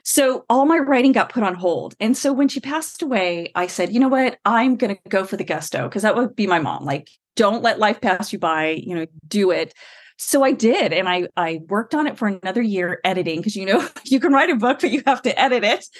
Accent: California, United States; I wrote every radio company I could in California because I'm from California

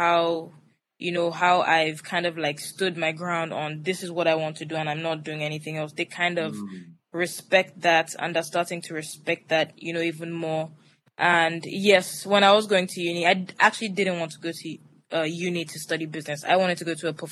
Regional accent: Lagos, Nigeria; also born or lived in Atlanta; I grew up in Lagos, Nigeria. I went to school here, primary through secondary education

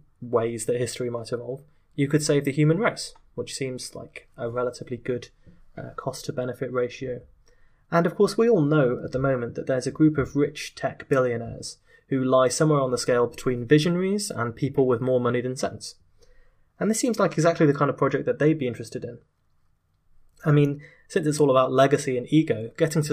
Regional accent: United Kingdom; in my home country of Britain

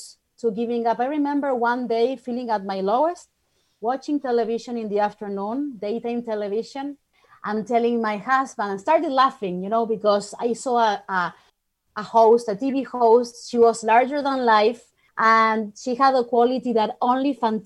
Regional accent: Argentina; moved away as an adult; I'm from Argentina originally.

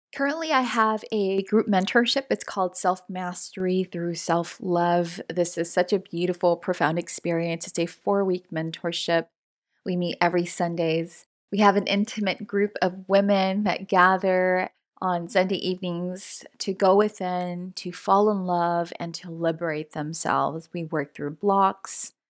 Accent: Los Angeles, California, United States; first generation Latina, born and raised in Los Angeles, California

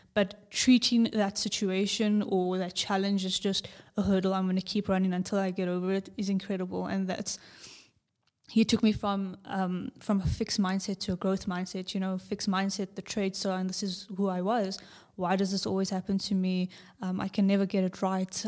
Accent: South Africa; From South Africa

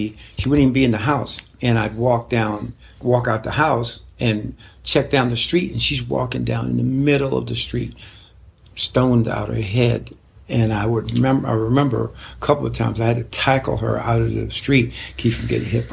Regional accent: Pennsylvania, United States; also born or lived in Chestertown, Maryland / South Philadelphia; all life to this point, Pennsylvania

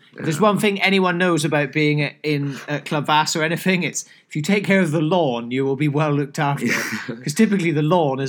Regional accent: Scotland, United Kingdom; By the way, I'm Scottish, even though I don't sound like it. I promise I am.

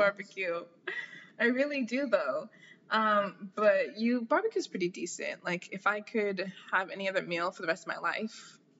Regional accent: Jamaica; now in United States; gonna go with Jamaica because I already know.

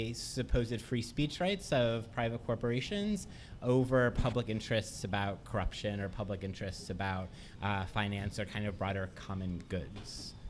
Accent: Colorado, United States; I'm from Colorado.

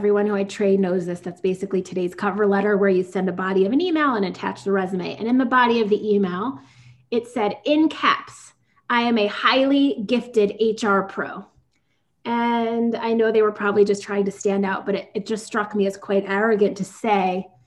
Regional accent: New York, United States; I'm such a New Yorker

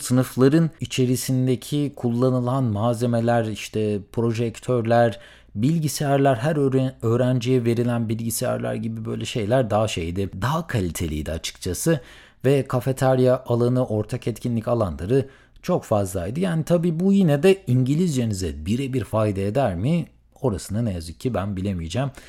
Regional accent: Söke, Aydın, Turkey; moved away as an adult; ben tüm hayatımı Aydın Söke'de geçirdiğim için

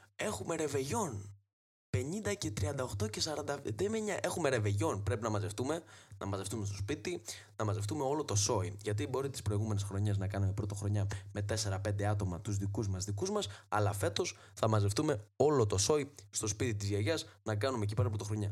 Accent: Trikala, Thessaly, Greece; η πατρίδα μου τα τρίκαλα

